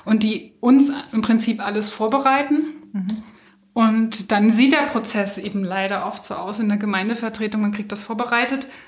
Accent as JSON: {"language": "German", "region": "Berlin", "country": "Germany", "tie": "born or raised there", "moved": "yes", "said": "ich bin in Berlin aufgewachsen. Ich muss jetzt sagen, eigentlich gar nicht so weit entfernt, im südlichen Teil von Berlin-Neukölln, also da auch in so einer Einfamilienhaussiedlung mit."}